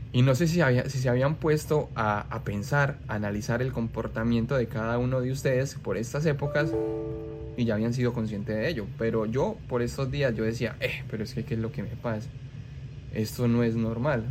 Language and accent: Spanish; Colombia; moved away; mi país, como es Colombia